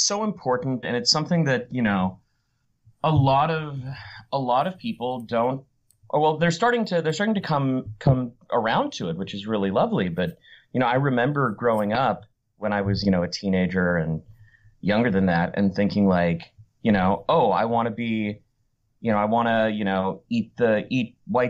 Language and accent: English; Philippines; okay, I'm Filipino, but like this project, like I know they're calling me in because I'm Filipino